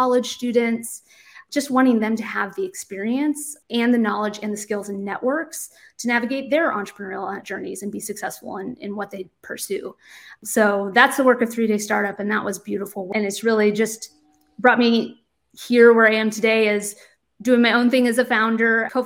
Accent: Indiana, United States; moved away as an adult; now in Boston, United States; My origins and kind of where I grew up is in a very rural community in Indiana. So I'm from the Midwest

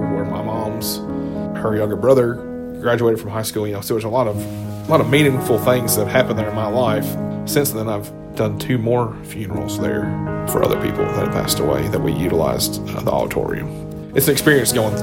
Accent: Hendersonville, Tennessee, United States; I grew up in Hendersonville

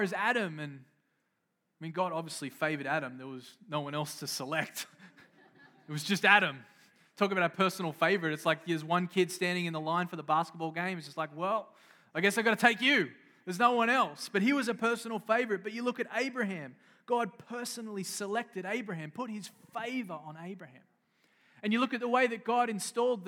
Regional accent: Australia; now in United States; I grew up in Australia

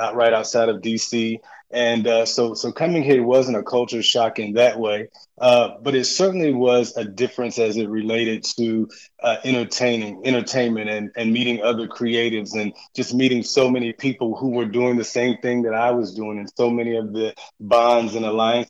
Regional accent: Virginia, United States; now in Atlanta, United States; I'm actually from Virginia. I grew up in Virginia and born and raised there

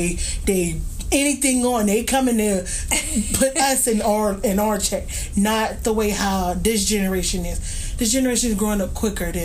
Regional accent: Youngstown, Ohio, United States; born or raised there

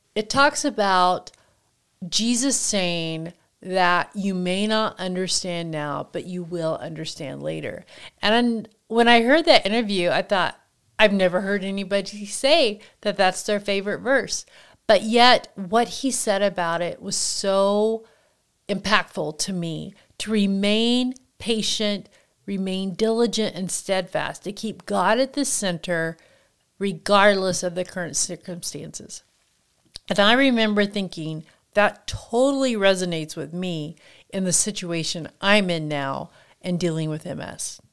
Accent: Kansas, United States; moved away as an adult; I grew up in Kansas, and until I was an adult and, um, moved from there

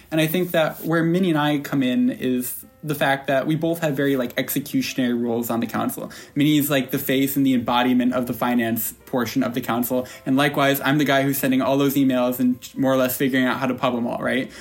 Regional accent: upstate New York, United States; I'm from upstate New York, Southland Falls

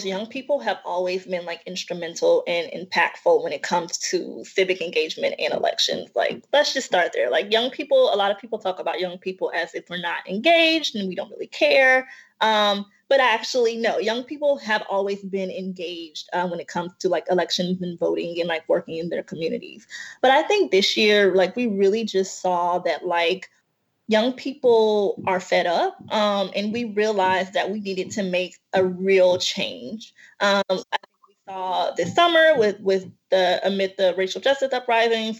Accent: Alabama, United States; my home state of Alabama

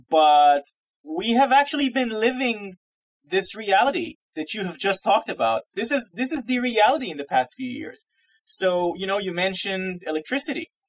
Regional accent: Massachusetts, United States; And I am from Massachusetts, right outside of Boston. So here in New England, it's just called winter.

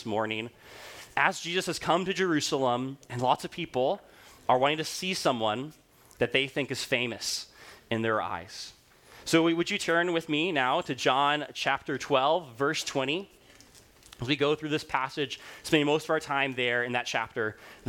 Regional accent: Rwanda; moved away; when I was growing up in Rwanda

